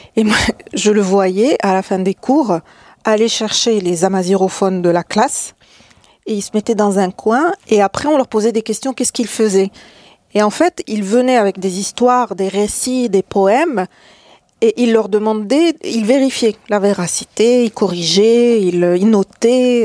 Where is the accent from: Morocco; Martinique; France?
Morocco; Salé, Rabat-Salé-Kénitra; je, suis né, j'ai grandi à Salé